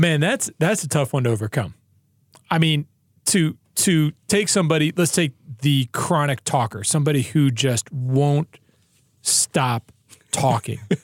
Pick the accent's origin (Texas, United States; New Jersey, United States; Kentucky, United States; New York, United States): New York, United States; I'm also from New York